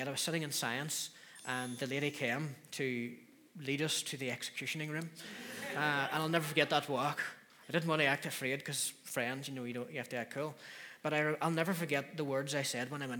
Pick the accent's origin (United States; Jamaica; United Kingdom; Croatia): United Kingdom; Donemana, Northern Ireland; also born or lived in Derry; Donnymana. That's where I grew up